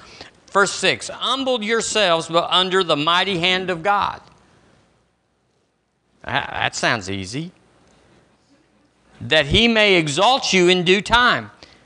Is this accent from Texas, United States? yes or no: yes; Texas, United States; now in Alabama, United States; When I moved here from Texas, I was full of Texas, and it wasn't pretty